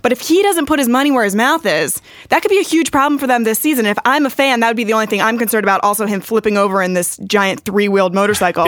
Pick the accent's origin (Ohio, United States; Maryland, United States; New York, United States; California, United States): Maryland, United States; moved away; my dad is a basketball referee back home. I'm from Maryland